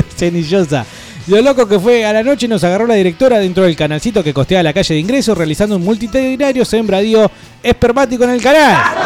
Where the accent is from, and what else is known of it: Buenos Aires, Argentina; born or raised there; also born or lived in Mar del Plata; now in Neuquén, Argentina